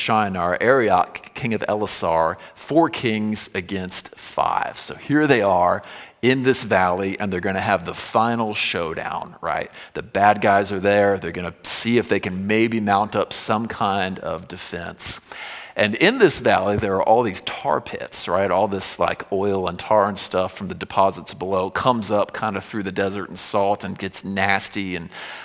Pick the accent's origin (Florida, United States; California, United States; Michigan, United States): Florida, United States; when I was growing up in Florida